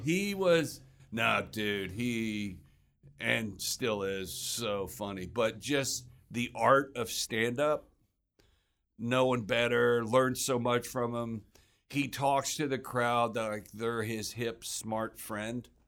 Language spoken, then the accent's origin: English; Houston, Texas, United States; moved away as an adult; also born or lived in Los Angeles; I'm from Houston